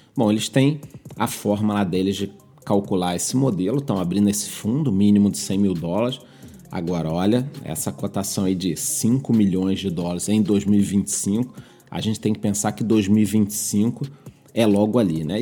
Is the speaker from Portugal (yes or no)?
no; Rio de Janeiro, Brazil; Como carioca, eu